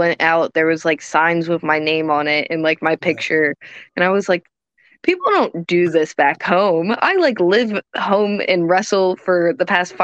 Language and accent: English; United States; I'm American